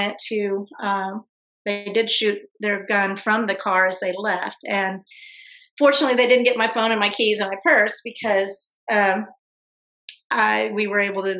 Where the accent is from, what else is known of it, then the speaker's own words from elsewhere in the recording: Fort Worth, Texas, United States; I'm from Fort Worth